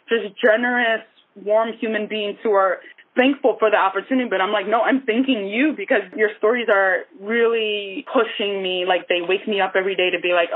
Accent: New York City, New York, United States; also born or lived in Nigeria; I'm from Brooklyn, and the Heights are similar in a way to Bed-Stuy, where I grew up in Brooklyn

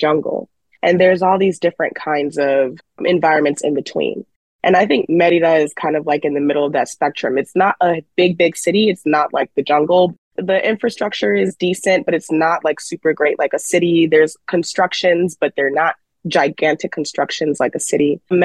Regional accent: Chicago, Illinois, United States; moved away; I'm from Chicago

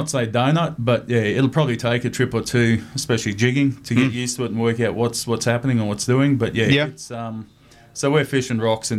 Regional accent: Ingham, Queensland, Australia; now in Cairns, Australia; being from Ingham, growing up in Ingham

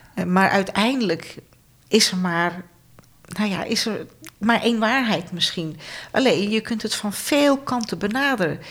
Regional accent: Friesland, Netherlands; Ik kom uit het noorden

